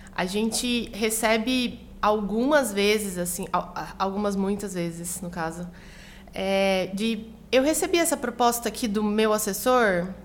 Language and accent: Portuguese; Goiânia, Goiás, Brazil; moved away as an adult; now in São Paulo, Brazil; eu sou de Goiânia